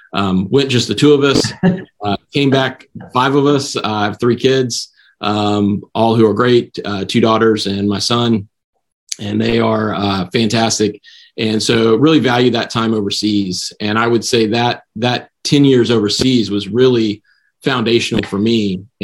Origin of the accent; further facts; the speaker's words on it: High Point, North Carolina, United States; moved away as an adult; now in Houston, United States; So I grew up in High Point, North Carolina, very famous, well-known as the furniture capital of the world.